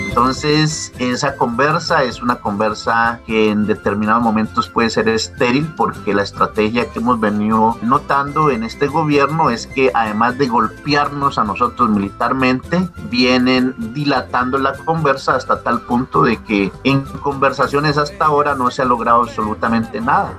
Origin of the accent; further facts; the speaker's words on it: Colombia; debemos de hacer como ciudadanos, como colombianos